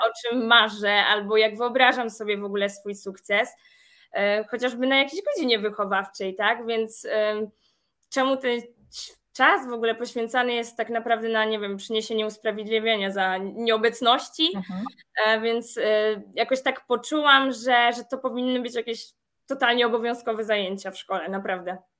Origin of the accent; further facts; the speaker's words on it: Przasnysz, Masovian Voivodeship, Poland; moved away as an adult; now in Warsaw, Poland; Pochodzę z niewielkiej miejscowości Przasnysz, natomiast już prawie od 9 lat mieszkam na stałe w Warszawie